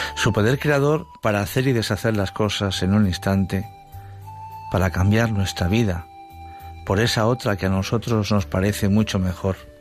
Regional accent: Madrid, Community of Madrid, Spain; Yo soy de Madrid, pero toda mi familia es de Badajoz.

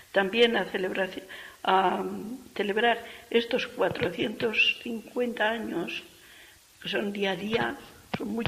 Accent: Castile, Spain; O sea, que es nuestro estilo, porque somos castellanas como ella

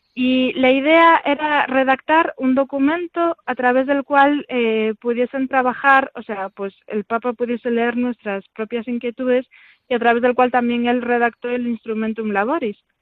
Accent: Vigo, Galicia, Spain; moved away as an adult; yo soy de Vigo realmente, nací en Vigo y estuve allí, bueno, hasta la universidad

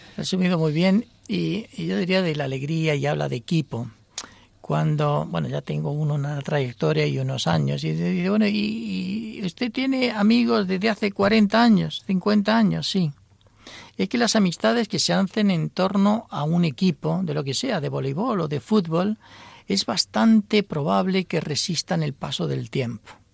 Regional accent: Almería, Andalusia, Spain; moved away; also born or lived in Buenos Aires, Argentina; yo soy de Almería, pero he vivido en Buenos Aires

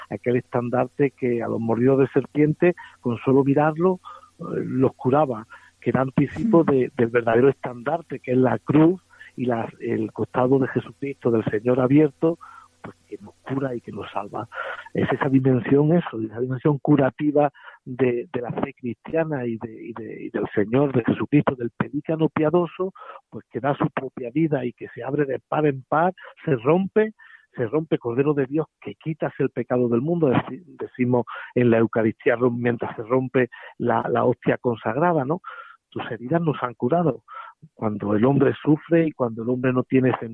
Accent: Villafranca de Córdoba, Andalusia, Spain; El 9 de julio, hace 25 años, que en la Catedral de Córdoba, de donde soy, me ordenaba un obispo que, que, bueno, que ya murió

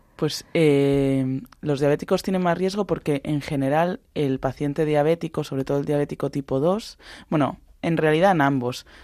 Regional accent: Balearic Islands, Spain; En mi casa se cena mucha sobrasada porque somos de Baleares

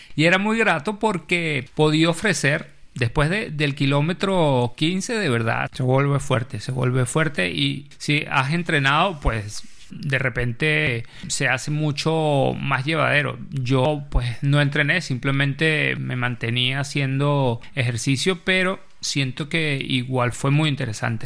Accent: Venezuela; moved away as an adult; now in Spain; incluso cuando estaba en Venezuela, soy de Venezuela

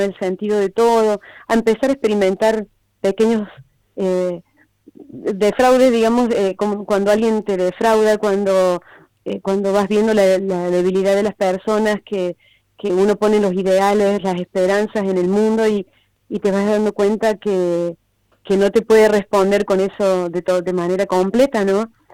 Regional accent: Argentina; moved away; soy de Argentina

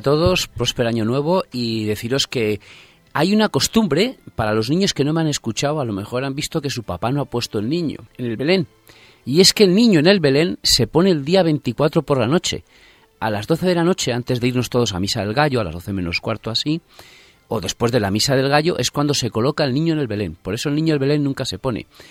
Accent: Torrecilla de la Orden, Castile and León, Spain; now in Madrid, Spain; yo recuerdo desde pequeñito, pues ir a coger musgo allí en mi pueblo, en Torrecilla La Orden, en Valladolid

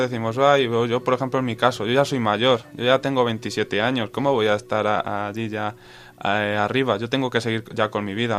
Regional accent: Cuenca, Castilla-La Mancha, Spain; also born or lived in Mota de Altarejos; soy de aquí de Cuenca

